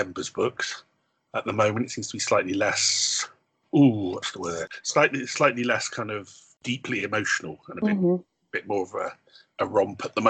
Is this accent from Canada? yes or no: no; Bristol, South West England, United Kingdom; also born or lived in Pontypridd; I originally come from Bristol, but my father was Welsh.